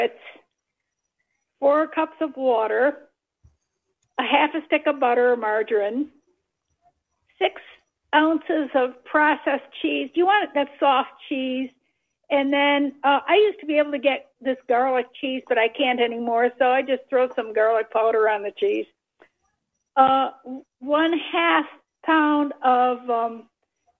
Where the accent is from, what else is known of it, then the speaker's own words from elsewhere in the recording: Elmira, New York, United States; moved away; also born or lived in Baltimore; I was born in Elmira, New York